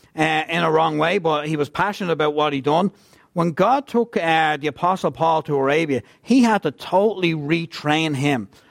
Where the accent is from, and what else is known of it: Ireland; also born or lived in Scotland